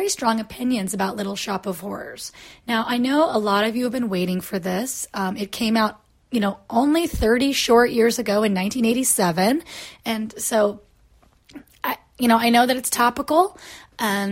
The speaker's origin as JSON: {"language": "English", "country": "United States", "tie": "born or raised there", "also_born_or_lived": "Florida / Kansas", "moved": "yes", "said": "I grew up in Florida and in Kansas, both places very rich in y'all culture"}